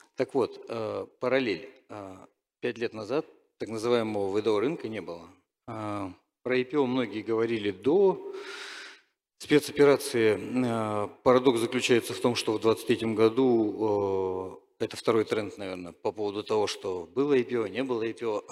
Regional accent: Novosibirsk, Novosibirsk Oblast, Russia; я просто из Новосибирска

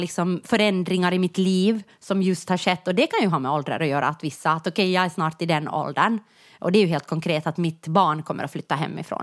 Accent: Jakobstad, Ostrobothnia, Finland; moved away; när jag växte upp i Jakobstad

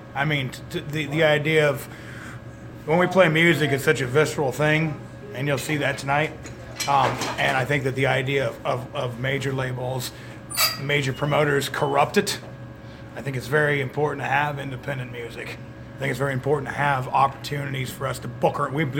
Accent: Lincoln, Nebraska, United States; moved away; I'm actually originally from Lincoln, Nebraska.

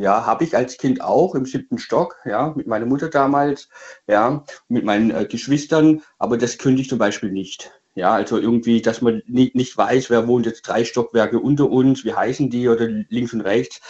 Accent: Swabia, Baden-Württemberg, Germany; moved away as an adult; now in Hesse, Germany; ich komme wirklich aus dem Schwäbischen, ja, aus Baden-Württemberg, hier ins Hessische

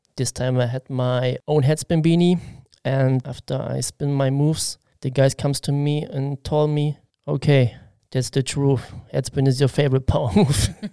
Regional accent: Halle, Saxony-Anhalt, Germany; English is a second language; now in Koblenz, Germany; I am from East Germany, Halle Saale, and I was born 1981

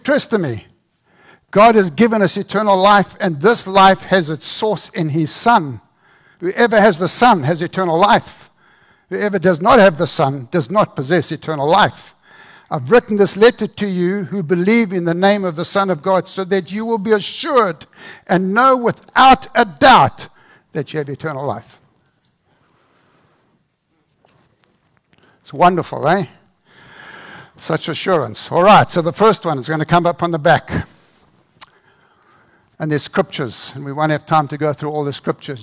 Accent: South Africa; born or raised there

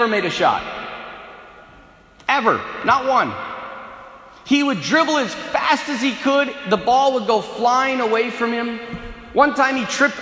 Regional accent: North Dakota, United States; I'm from North Dakota, so the culture out here is different.

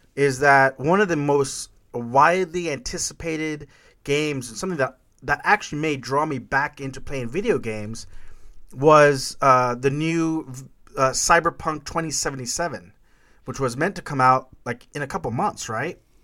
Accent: Corpus Christi, Texas, United States; when we were kids growing up in Corpus Christi, Texas

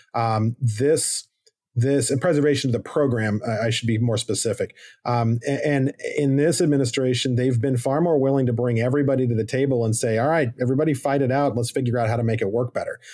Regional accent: Arizona, United States; moved away; I'm from Arizona originally, I'm fifth generation

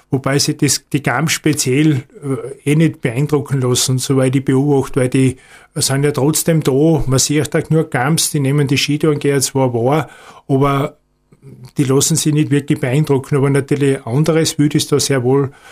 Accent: Styria, Austria; aber natürlich vor allem im Gesäuse in meiner Heimat bin ich vornehmlich unterwegs.

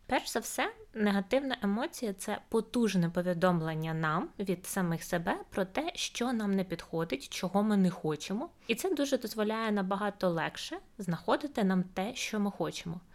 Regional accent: Ukraine; до нас, українців

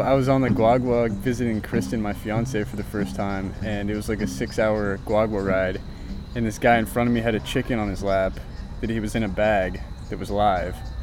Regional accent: Texas, United States; moved away as an adult; now in Dominican Republic; a 17 and 18 year old boy growing up in Texas

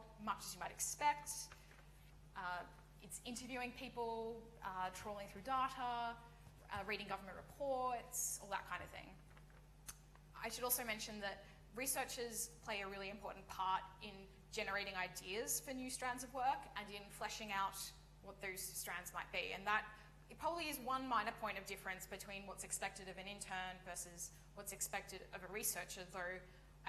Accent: Australia; moved away as an adult; now in United Kingdom; I come from Australia

